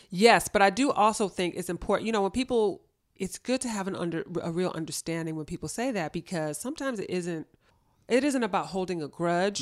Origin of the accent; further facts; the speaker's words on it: Los Angeles, California, United States; I grew up in L A, born and raised